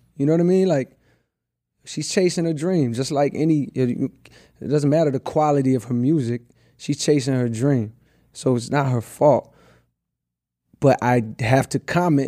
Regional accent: the South, United States; I'm from the South, so it's like I came up around …

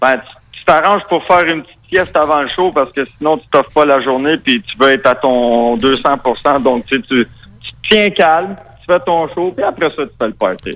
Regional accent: Quebec, Canada; accent: très québécois; first language Spanish; French is a second language; mon accent très québécois

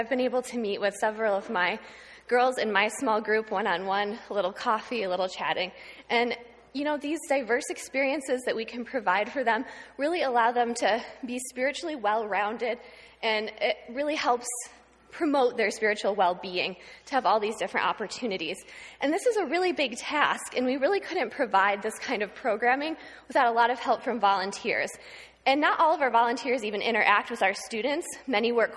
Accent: Houghton, New York, United States; I grew up in Houghton, just down the street. I went to Fillmore Central School from kindergarten through 12th grade.

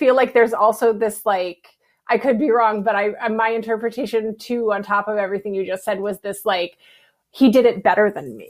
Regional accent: Morgantown, West Virginia, United States; We're both from West Virginia.

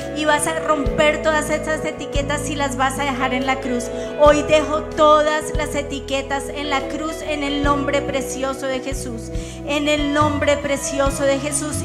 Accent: Colombia; como colombianos

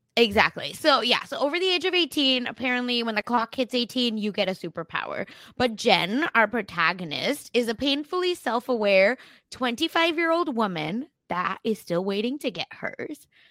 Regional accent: Oklahoma, United States; accent: Oklahoma American; my Oklahoma American accent

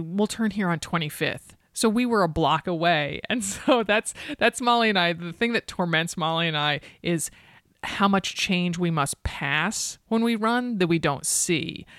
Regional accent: East Coast, United States; moved away; I grew up on the East Coast

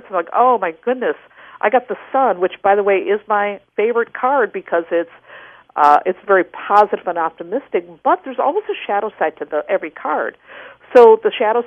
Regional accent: Wisconsin, United States; I grew up in Wisconsin.

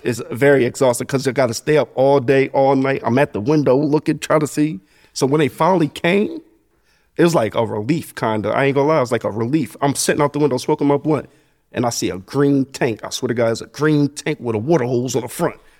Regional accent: Asbury Park, New Jersey, United States; also born or lived in Neptune, New Jersey; I grew up in Asbury. Like, I was raised in the village, Sewell Avenue, all those places, but I went to school in Neptune

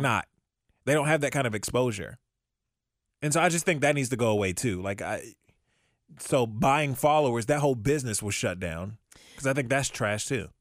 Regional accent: Maryland, United States; also born or lived in Virginia; now in Ohio, United States; I was born and raised in Maryland

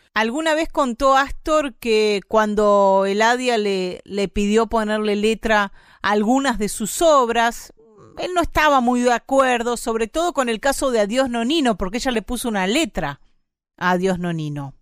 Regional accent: Argentina; nos ha llevado a nosotros y a nosotras como argentinos y argentinas por todo el mundo

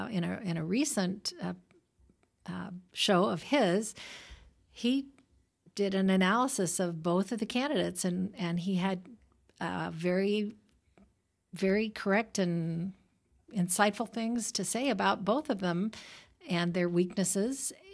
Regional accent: Oregon, United States; born there; moved away; I was born in Oregon. I was educated back east. I worked up in Menlo Park.

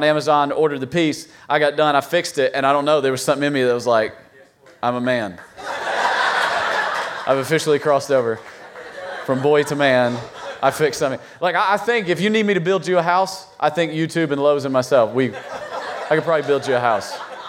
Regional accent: Virginia, United States; we're from Virginia, so we have all the four seasons, right?

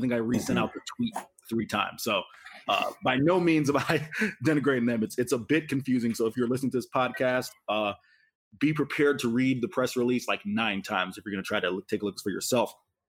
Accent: Tampa, Florida, United States; my hometown of Tampa

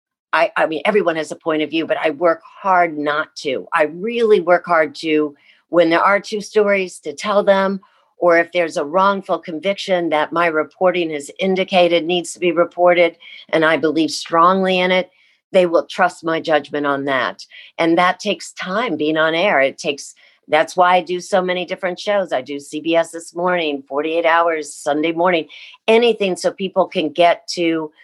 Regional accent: Midwest, United States; even though I grew up in the Midwest.

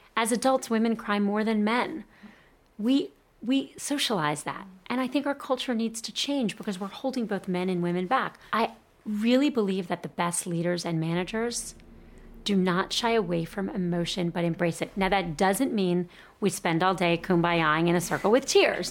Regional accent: Miami, Florida, United States; I grew up in Miami

